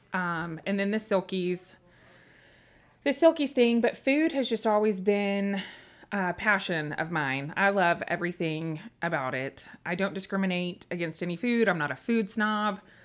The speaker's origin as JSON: {"language": "English", "town": "Memphis", "region": "Tennessee", "country": "United States", "tie": "born or raised there", "also_born_or_lived": "Humboldt, Tennessee / Dickson, Tennessee", "said": "we moved when I was ten to Memphis, Tennessee"}